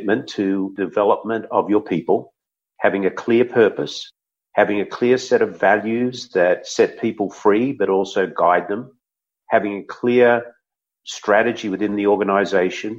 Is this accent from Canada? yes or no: no; Australia; moved away as an adult; now in San Diego, United States; I'm an Aussie